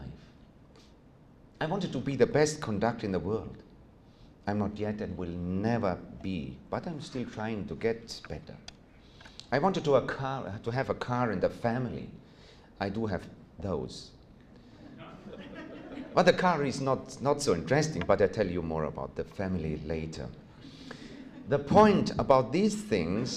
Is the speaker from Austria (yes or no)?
yes; Austria; English is a second language; you may have noticed from my accent that I'm not originally from this region. I was born and still live in Austria.